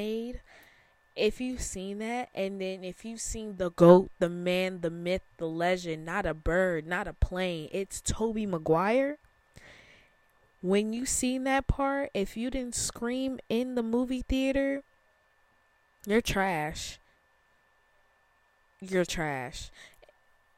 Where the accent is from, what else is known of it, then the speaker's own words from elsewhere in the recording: Chicago, Illinois, United States; I am from Chicago